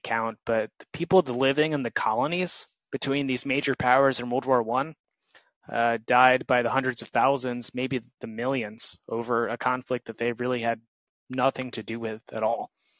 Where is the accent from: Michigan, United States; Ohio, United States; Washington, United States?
Michigan, United States; Grand Rapids; now in Oregon, United States; I'm from Grand Rapids, Michigan, before I moved to Oregon